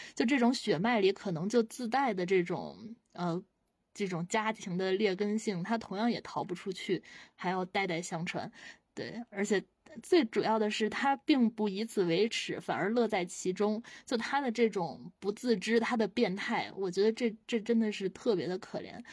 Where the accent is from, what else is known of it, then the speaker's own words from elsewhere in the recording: China; 我们作为中国人，我们对亲情是有信仰在的